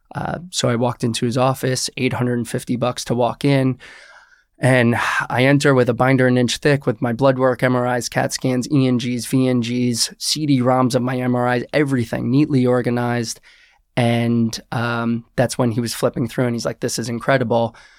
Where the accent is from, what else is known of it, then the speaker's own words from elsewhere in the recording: Westchester, New York, United States; I am originally from Westchester, New York.